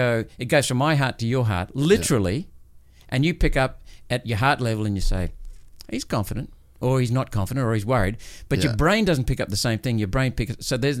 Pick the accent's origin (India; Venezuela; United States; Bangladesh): India; born there; I was born in India when my parents were stationed over there.